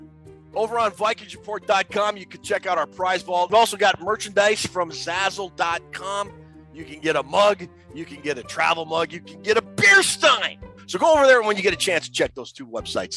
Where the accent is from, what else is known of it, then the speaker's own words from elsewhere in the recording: Richfield, Minnesota, United States; I'm from Richfield. I'm not from Edina.